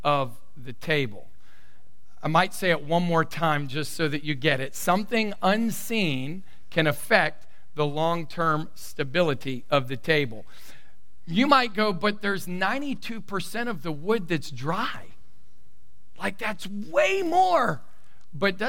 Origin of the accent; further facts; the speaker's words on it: the South, United States; I come from the South, born, raised in the South, and I have a Southern belle mama